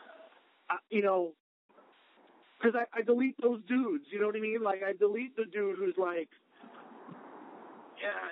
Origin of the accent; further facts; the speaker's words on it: United States; I'm American